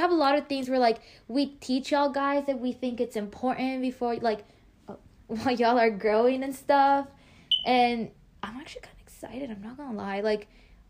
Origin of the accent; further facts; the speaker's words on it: Houston, Texas, United States; also born or lived in Mexico; Yeah, we're from Houston.